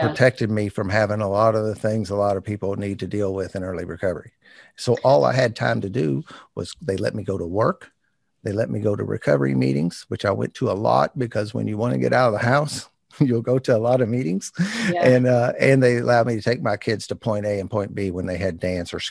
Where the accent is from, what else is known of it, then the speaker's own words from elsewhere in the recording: New Albany, Indiana, United States; New Albany, Indiana, my hometown